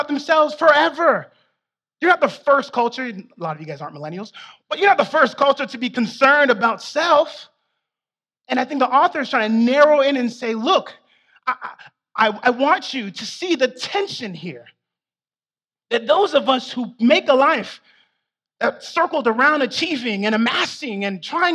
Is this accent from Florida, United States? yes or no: yes; South Florida, United States; I'm from South Florida